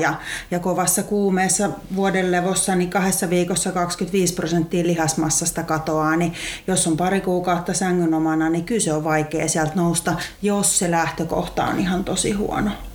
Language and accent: Finnish; Lahti, Päijät-Häme, Finland; mulla se on sieltä ihan Lahdesta hiihtokaupungista olen kotoisin ja siellä ihan ala-asteella oli liikuntaluokalla